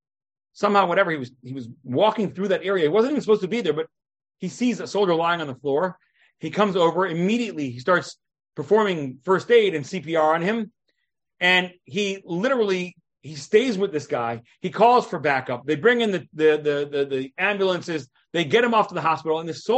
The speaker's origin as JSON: {"language": "English", "town": "Beersheba", "region": "Southern District", "country": "Israel", "said": "Yep, I am from Be'er Sheva, but we met before, a little over 20 years ago"}